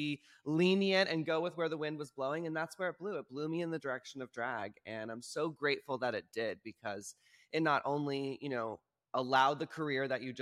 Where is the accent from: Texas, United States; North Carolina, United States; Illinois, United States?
Texas, United States; moved away; as a queer individual growing up in Texas